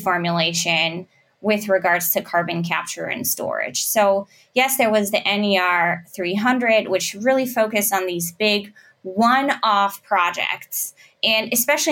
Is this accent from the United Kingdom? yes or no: no; Germany; I'm from Germany